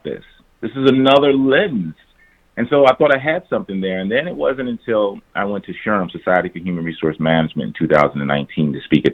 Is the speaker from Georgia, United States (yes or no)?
no; Prince George's County, Maryland, United States; I grew up in Prince George's County, one of the wealthiest counties, African-American counties in the nation